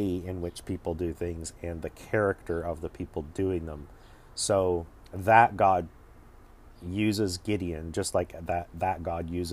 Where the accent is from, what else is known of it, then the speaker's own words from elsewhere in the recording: Canada; as a Canadian